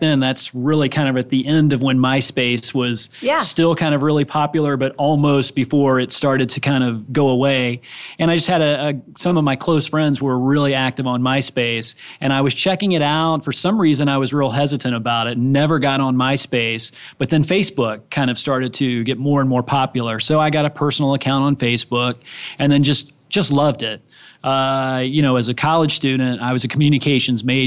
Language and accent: English; Orlando, Florida, United States; I grew up here in the Orlando area